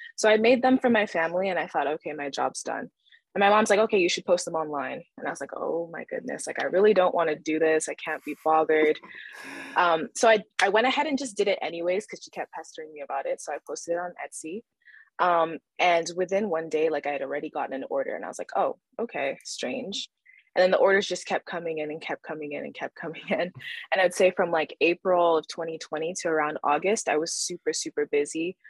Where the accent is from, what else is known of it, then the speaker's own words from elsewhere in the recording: Calgary, Alberta, Canada; also born or lived in Nigeria; now in Vancouver, Canada; my family immigrated to Canada when I was less than two years old, and, uh, we stayed in Alberta, mostly Calgary